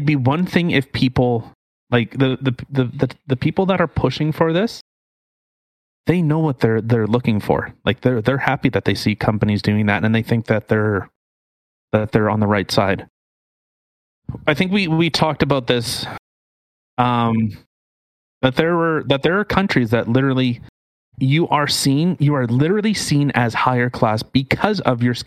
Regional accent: Canada; I was born in Canada

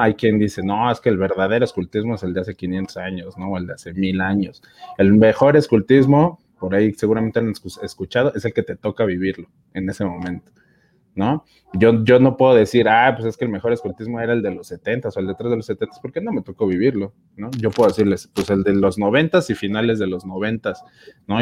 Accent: Mexico City, Mexico; yo soy de la Ciudad de México, de la provincia de Benito Juárez

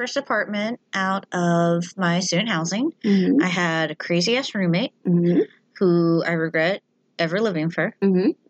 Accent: Louisiana, United States; moved away; my poor ass upbringing in Louisiana, never had fleas.

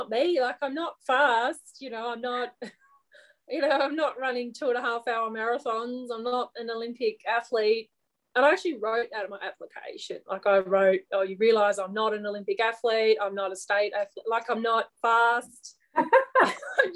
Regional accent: Australia; I'm an Australian

